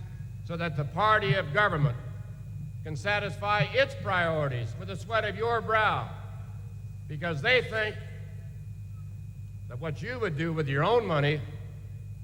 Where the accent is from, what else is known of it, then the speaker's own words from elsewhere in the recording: Russell, Kansas, United States; I was born in Russell, Kansas